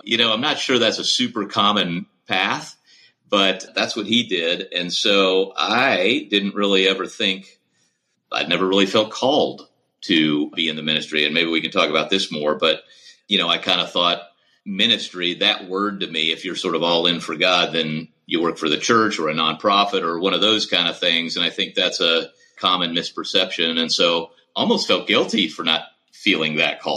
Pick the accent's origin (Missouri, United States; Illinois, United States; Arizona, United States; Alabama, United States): Missouri, United States; St. Louis; I grew up mostly in St. Louis